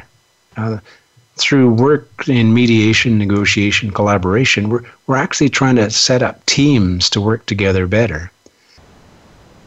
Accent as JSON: {"language": "English", "country": "Canada", "said": "as a Canadian"}